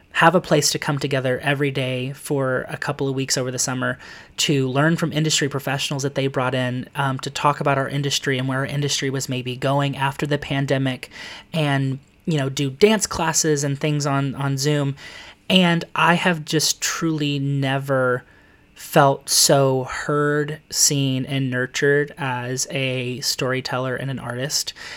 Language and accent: English; Lexington, Kentucky, United States; now in New York City, United States; I am originally from Lexington, Kentucky. Um, I was adopted there at a very young age